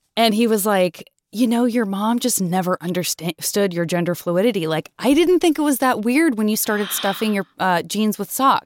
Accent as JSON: {"language": "English", "town": "Tucson", "region": "Arizona", "country": "United States", "tie": "born or raised there", "said": "I was growing up in Tucson, which is also a very car culture town"}